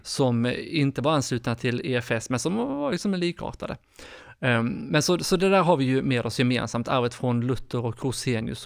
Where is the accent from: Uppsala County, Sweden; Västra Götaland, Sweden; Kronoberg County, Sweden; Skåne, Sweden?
Skåne, Sweden; moved away as an adult; now in Stockholm, Sweden; Jag är född och uppvuxen i Skåne men bor sedan snart tio år tillbaka i Stockholm